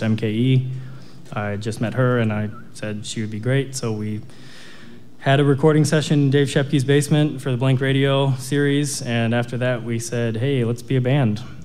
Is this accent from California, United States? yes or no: no; Wauwatosa, Wisconsin, United States; also born or lived in New York City; I grew up in Wauwatosa